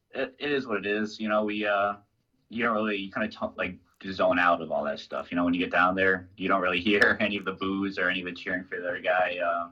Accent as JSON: {"language": "English", "region": "Maine", "country": "United States", "said": "we came from Southern Maine up here to go down to Florida"}